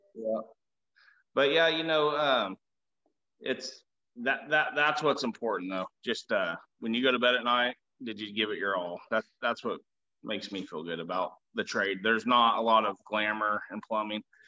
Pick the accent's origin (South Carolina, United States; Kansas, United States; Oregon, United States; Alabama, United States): Kansas, United States; Augusta; Augusta, Kansas, where I grew up